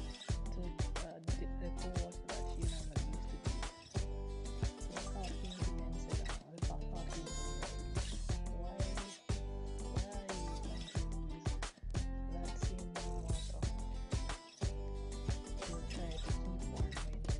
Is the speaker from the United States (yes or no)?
no; Jamaica; I'm a Jamaican. I'm one of Flow Telecommunications brand ambassador here in Jamaica